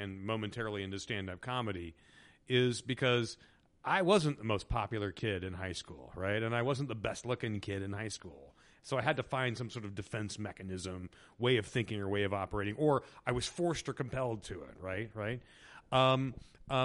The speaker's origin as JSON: {"language": "English", "region": "Indiana", "country": "United States", "tie": "born or raised there", "said": "I grew up in Indiana, which is, you know, 2.5 hours southeast of Chicago"}